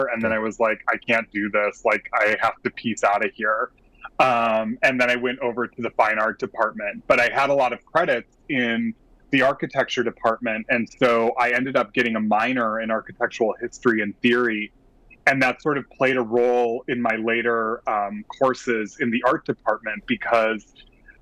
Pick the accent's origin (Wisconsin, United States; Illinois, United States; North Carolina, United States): Wisconsin, United States; moved away as an adult; now in Brooklyn, United States; I'm originally from Wisconsin. I grew up in a small town about 30 miles southwest of Milwaukee